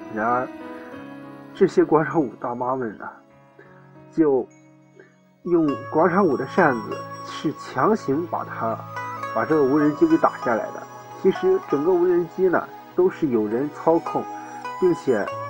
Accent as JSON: {"language": "Chinese", "country": "China", "said": "我们中国人"}